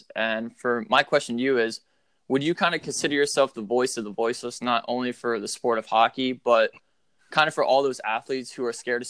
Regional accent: Bethlehem, Pennsylvania, United States; my hometown, Bethlehem.

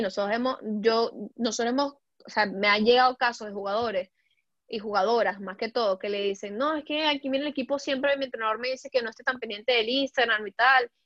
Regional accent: Venezuela; also born or lived in Puebla, Mexico; now in Europe; como decimos en Venezuela

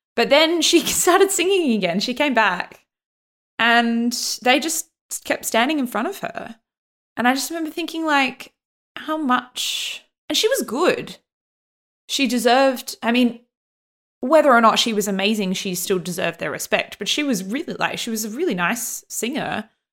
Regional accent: Australia; growing up in Australia

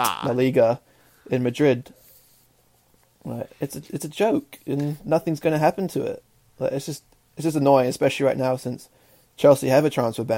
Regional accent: Malaysia; now in New Zealand; growing up in Malaysia

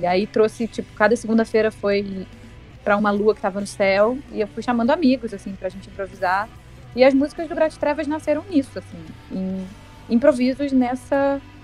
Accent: Brazil; moved away as an adult; Eu sou brasileiro

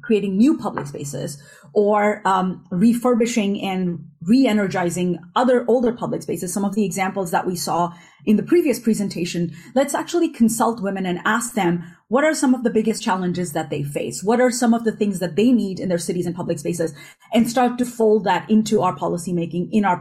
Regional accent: northern India, India; also born or lived in United States; now in Europe; growing up in India, in northern India, and then living a bulk of my life in the United States and now in Europe

